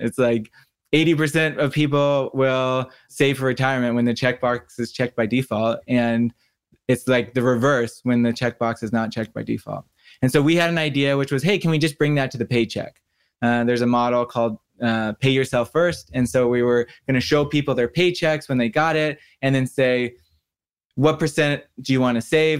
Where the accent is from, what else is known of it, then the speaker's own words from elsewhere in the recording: Santa Barbara, California, United States; I grew up in Santa Barbara, California